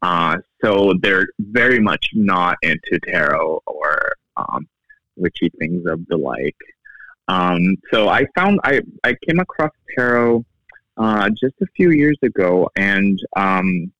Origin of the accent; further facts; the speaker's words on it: Brazil; now in United States; I'm originally from Brazil, but I've been here all of my adult life in the U.S.